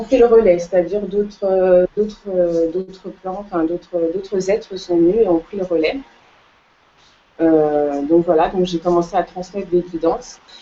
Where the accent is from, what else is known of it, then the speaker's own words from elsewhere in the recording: Cape Verde; je suis originaire des îles du Cap-Vert